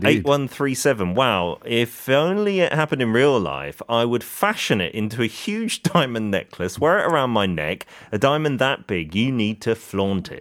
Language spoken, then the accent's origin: English; South Korea; from South Korea.